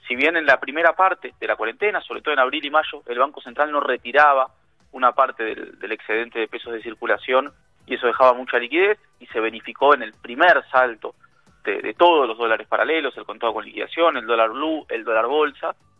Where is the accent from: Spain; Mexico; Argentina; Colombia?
Argentina; nosotros, los argentinos